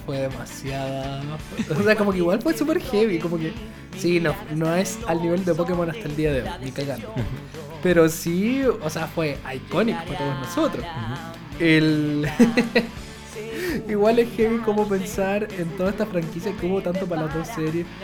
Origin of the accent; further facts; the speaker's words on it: Chile; en Chile nadie era otaku, supuestamente, en mis tiempos de, de, colegio